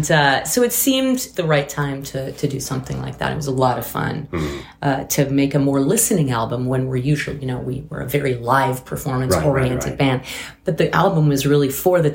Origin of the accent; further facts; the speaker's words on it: France; now in New York, United States; I was born in France and mostly grew up there.